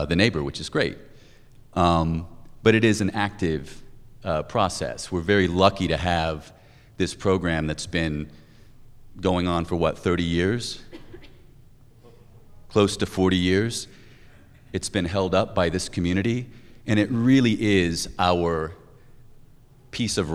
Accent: Indiana, United States; also born or lived in New Hampshire; now in Boston, United States; I'm originally from Indiana, but I've been in New England. I've lived up in New Hampshire. I've lived in Boston for about 13 years.

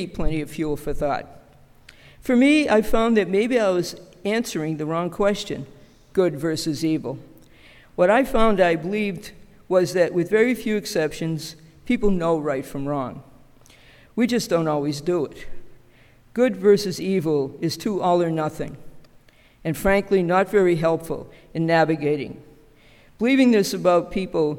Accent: Boston, Massachusetts, United States; We were Polish immigrants living in a very tight-knit community centered around the church, Our Lady of Częstochowa in South Boston. I went to the same grammar school as my mother and her siblings

